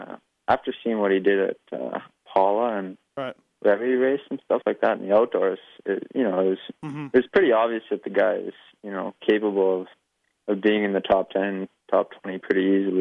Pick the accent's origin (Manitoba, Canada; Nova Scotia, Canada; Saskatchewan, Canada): Saskatchewan, Canada; Swift Current; Swift Current.